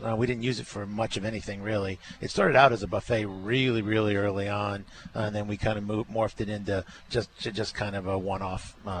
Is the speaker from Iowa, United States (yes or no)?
no; Providence, Rhode Island, United States; now in Arkansas, United States; just being from Providence. I'm from Rhode Island